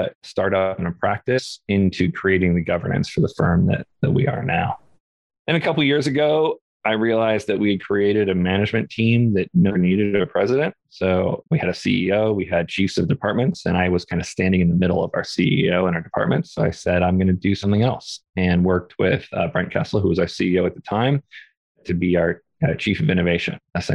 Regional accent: Orange County, California, United States; also born or lived in Topanga, California; I grew up in a very non-diverse area. We had a pretty sizable Latinx community down in Orange County in California

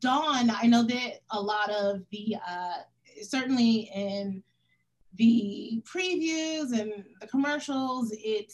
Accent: United States; I'm Senegalese by way of my dad's Senegalese, but I was, you know, American born

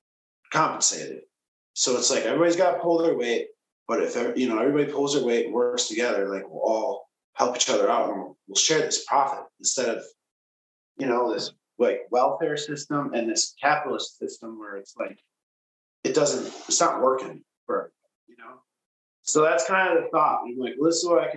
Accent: Kimberly, Wisconsin, United States; moved away as an adult; also born or lived in Portland; I grew up in Kimberly, which is right across the bridge

